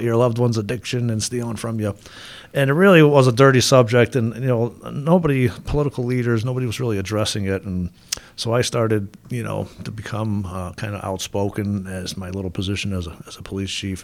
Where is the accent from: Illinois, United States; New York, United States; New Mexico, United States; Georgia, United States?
New York, United States; Gates; I went to Gates Chalet High School and got hired by the town of Gates